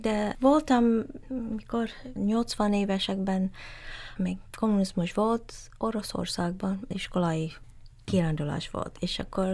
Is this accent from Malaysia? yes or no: yes; Malaysia; first language English; Hungarian is a second language; moved away; also born or lived in Vancouver, Canada; Malázia születtem, de nem vagyok malaj, hanem ilyen úgy hívják, hogy Straits-born Chinese